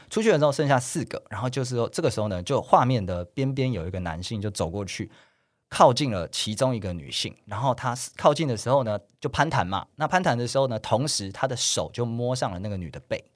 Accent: Taiwan; 我们是台湾人

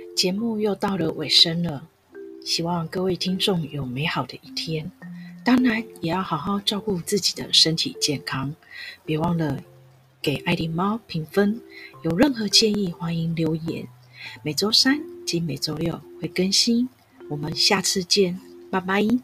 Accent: Taipei, Taiwan; 所以我在认识我的家乡，就是我在台北长大

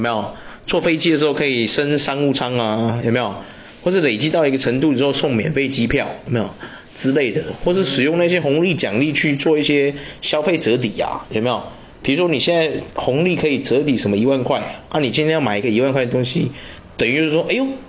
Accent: Taiwan; 我们台湾人

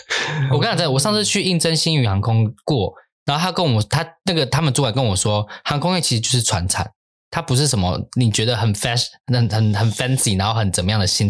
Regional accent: Taiwan; 我们台湾人就是很崇洋媚外嘛，对不对？嗯、就什么都要美国美国这样子。然后美国很多的这样的风气已经影响到我们了。就我发现台湾很多东西。开始盛行都会是美国先，之后台湾会跟上。

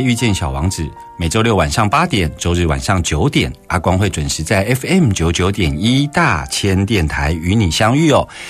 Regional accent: Keelung, Taiwan; 我大概成长的地方都在基隆哦。

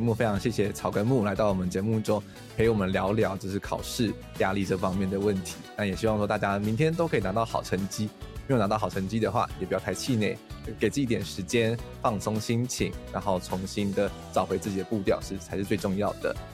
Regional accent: Taiwan; 我们台湾人其实蛮不会安慰朋友的啦

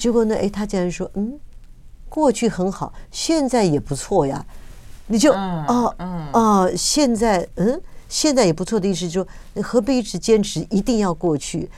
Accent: Taiwan; 我们在这个土地上长大

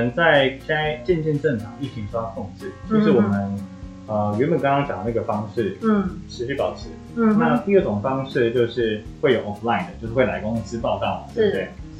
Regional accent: Taiwan; 这也是我觉得我们台湾人才连我自己都获益良多的部分。

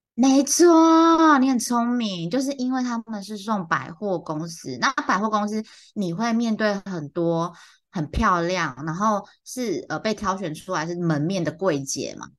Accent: central and southern Taiwan, Taiwan; 我小时候在中南部长大

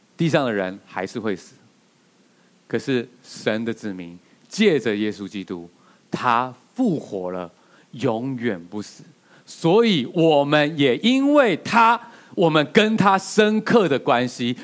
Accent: Taiwan; 我们台湾人

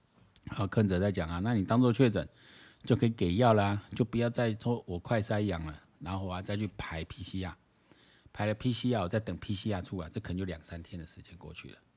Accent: Taiwan; 我台湾人还是有一些人蛮奇怪

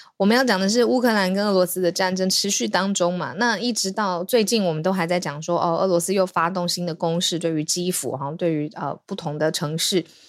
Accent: Taiwan; 当大家听到我们是台湾人的时候

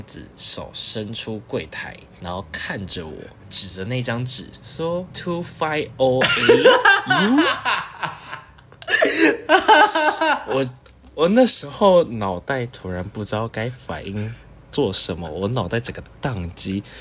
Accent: Taiwan; 在场应该只有我是台湾人

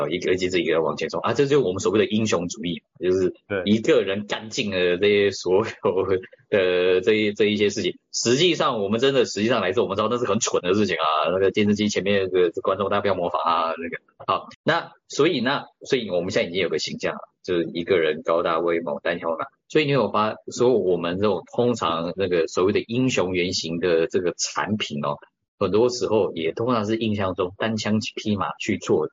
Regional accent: Taiwan; 甚至我们都台湾人

